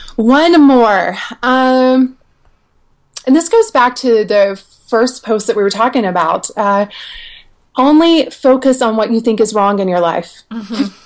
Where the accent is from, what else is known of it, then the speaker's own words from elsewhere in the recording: the South, United States; I grew up in the South in trailer parks